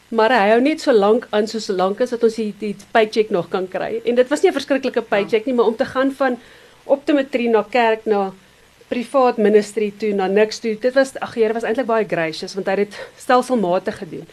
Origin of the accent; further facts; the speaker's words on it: Benoni, Gauteng, South Africa; also born or lived in Nelspruit; ek het in Benoni groot geword. So rukkie in Nelspruit en toe in Benoni